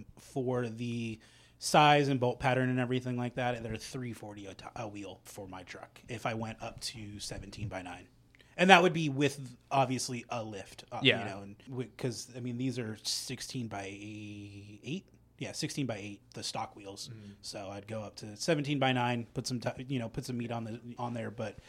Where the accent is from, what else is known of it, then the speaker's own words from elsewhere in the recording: West Coast, United States; Obviously, like I said, I grew up on the West Coast.